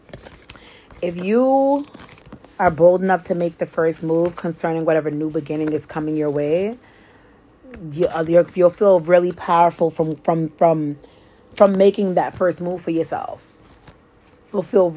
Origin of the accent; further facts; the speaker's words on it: New York, United States; I'm from New York